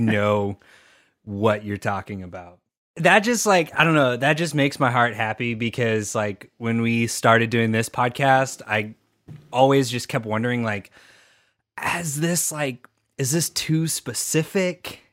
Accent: Texas, United States; we're all from Texas. So I, I don't say the T.

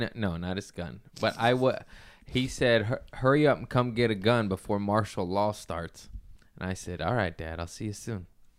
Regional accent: Florida, United States; Hey, thumb sucking … here. Hey, I'm from Florida.

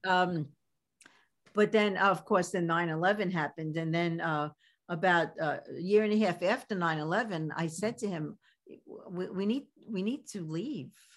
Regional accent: New York City, New York, United States; accent: Brooklyn; my Brooklyn accent

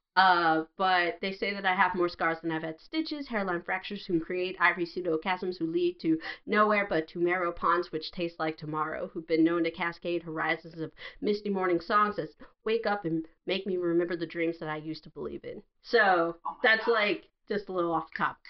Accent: United States; growing up in America in like the 90s and 80s

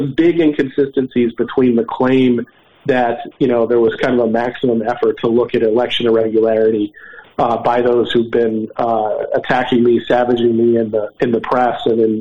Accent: Philadelphia, Pennsylvania, United States; Philadelphia, my hometown

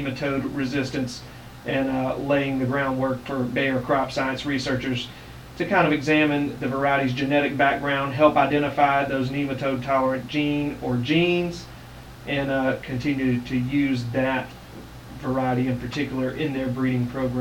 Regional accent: Greenville, Mississippi, United States; moved away; I'm from Greenville, Mississippi originally

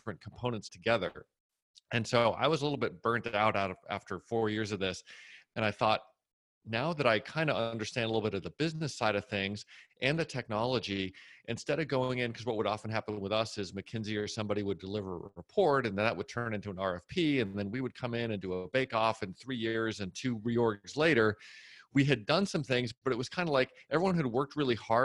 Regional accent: Massachusetts, United States; moved away as an adult; also born or lived in New Jersey; now in Austin, United States; I grew up in Massachusetts.

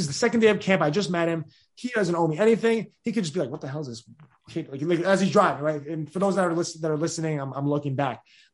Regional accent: New York, United States; I'm a kid from New York in Hopkinsville, Kentucky

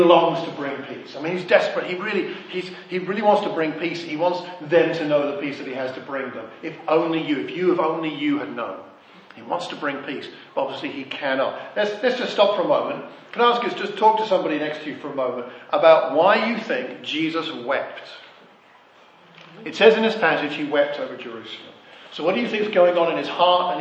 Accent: Ashford, South East England, United Kingdom; I grew up in Ashford in Kent

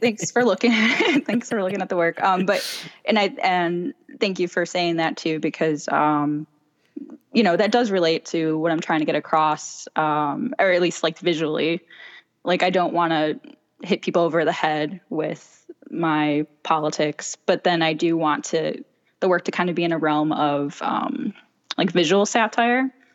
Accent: Chicago, Illinois, United States; moved away as an adult; now in Los Angeles, United States; I'm originally from Chicago. I moved to L A five years ago

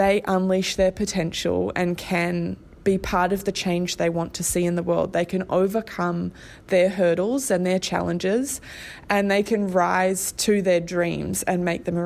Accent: Australia; moved away as an adult; now in Hamilton, New Zealand; I'm originally from Australia and moved over here about 11 years ago now.

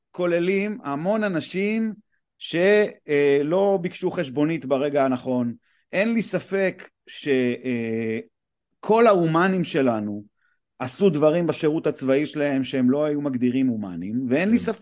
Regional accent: Afula, Northern District, Israel; now in Gush Dan, Israel; אני נולדתי בעפולה, שזה ממש קרוב.

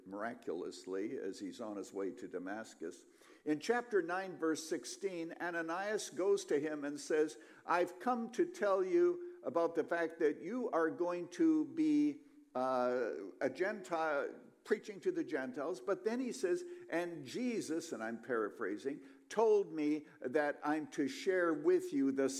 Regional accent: Canada; now in United States; I was born a Canadian, and then I came to America

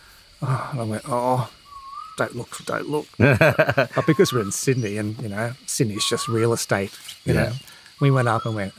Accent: Ireland; I'm Irish. You know, my kids have Irish passports, etc.

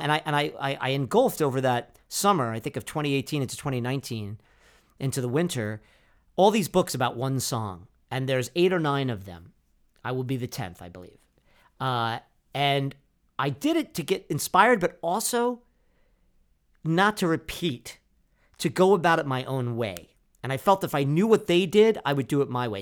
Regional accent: Freehold, New Jersey, United States; also born or lived in Bronx, New York; we moved from the Bronx, New York, to Freehold, New Jersey in nineteen seventy-two

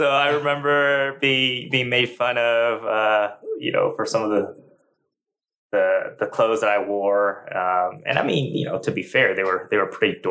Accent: Washington, Maryland, United States; moved away as an adult; also born or lived in Shanghai, China / Chicago; now in Oklahoma, United States; I grew up primarily in the East Coast. Yeah, we pretty much lived in Washington, D.C. suburbs, Maryland, for the most part

